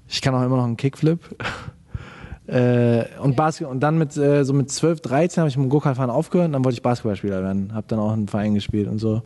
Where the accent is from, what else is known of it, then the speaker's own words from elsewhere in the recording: Germany; als Deutscher